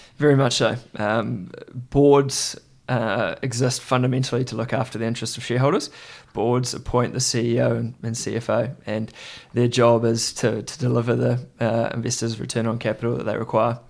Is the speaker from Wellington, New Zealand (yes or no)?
no; Christchurch, Canterbury, New Zealand; I grew up in Christchurch, New Zealand